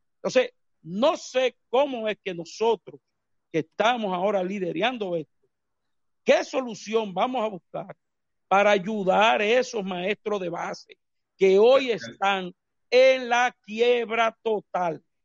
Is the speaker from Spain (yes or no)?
no; Dominican Republic